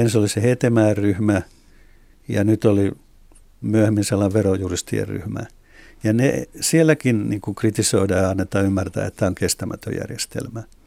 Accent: Espoo, Uusimaa, Finland; itse olen Espoosta

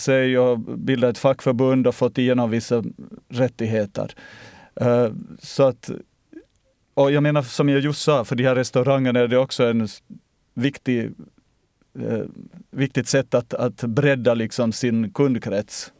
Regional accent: Ostrobothnia, Finland; now in Sweden; När jag är i svensk Finland så känner jag mig österbottnisk

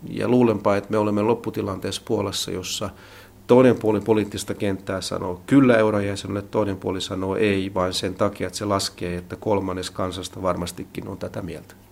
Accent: Finland; moved away as an adult; also born or lived in Hungary; now in Warsaw, Poland

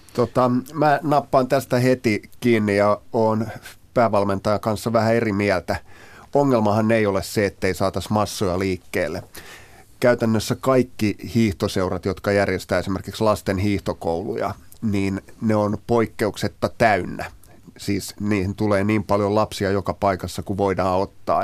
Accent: Uusimaa, Finland; mä oon tältä seudulta kotoisin

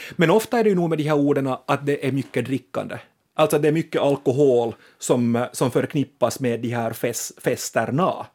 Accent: Finland; vi finlandssvenskar är ett festande folk

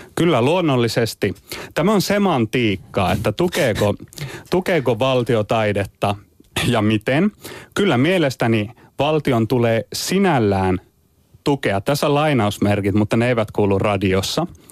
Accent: Turku, Southwest Finland, Finland; kotikaupungissani Turussa

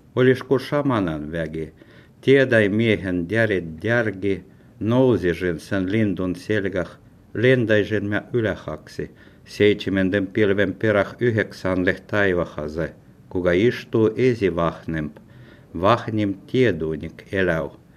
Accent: Petrozavodsk, Republic of Karelia, Russia; first language Ludian; Finnish is a second language; now in Finland; Olen rodinut Petroskol. Puolet minun elot olen elänyt Suomessa. Toinen puolisko meni Petroskol.

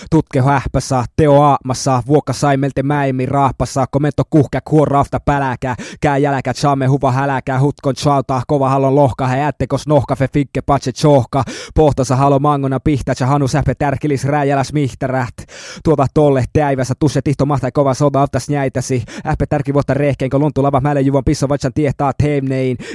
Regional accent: Lapland, Finland; että saisin mahdollisimman selkeästi tuotua esille sen, mistä olen kotoisin ja millä tavalla meidän perinteinen ajattelutapamme, eli saamelaisten ajattelutapa sitten tulee esille.

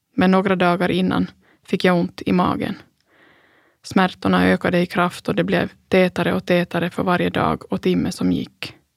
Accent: Pargas, Southwest Finland, Finland; Söderläge i Strandäng hemma i Pargas

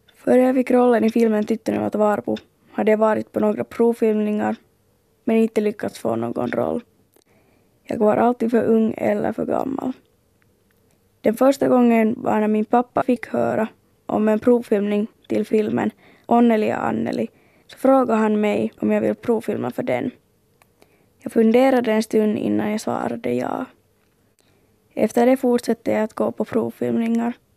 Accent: Finland; jag från Finland

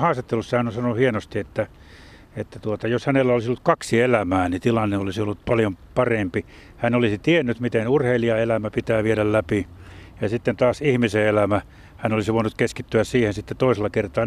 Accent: Jyväskylä, Central Finland, Finland; itsekin pikkupoikana viisikymmentäluvulla, kun kauppakadulla Jyväskylässä puutalomiljöössä asuttiin

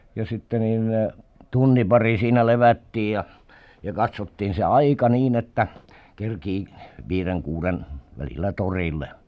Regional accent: Southwest Finland, Finland; Varsinais-Suomessa kotipuolessa

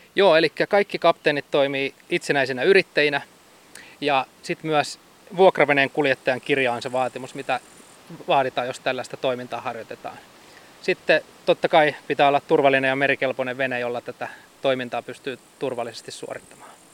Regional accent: Hamina, Kymenlaakso, Finland; moved away; mä oon itse Haminasta kotoisin

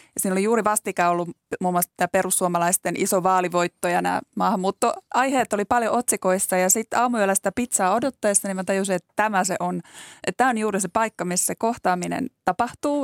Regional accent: Joensuu, North Karelia, Finland; now in Helsinki, Finland; mä kotoisin tuolta Joensuusta

